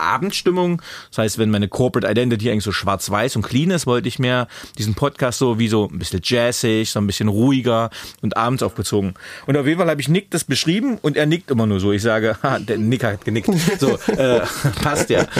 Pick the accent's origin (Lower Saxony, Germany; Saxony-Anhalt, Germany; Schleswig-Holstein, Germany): Saxony-Anhalt, Germany; Magdeburg; geboren damals in Magdeburg 1981